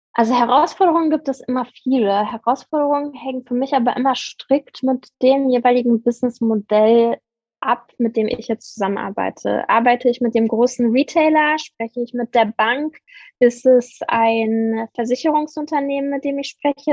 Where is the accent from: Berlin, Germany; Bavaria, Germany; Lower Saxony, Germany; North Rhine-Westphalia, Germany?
Berlin, Germany; Ich bin ähm, Berlinerin